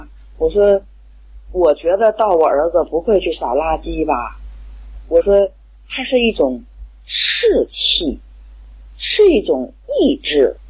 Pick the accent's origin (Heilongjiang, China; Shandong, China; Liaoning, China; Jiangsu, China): Shandong, China; Qingdao; ，今天的分享就到这里。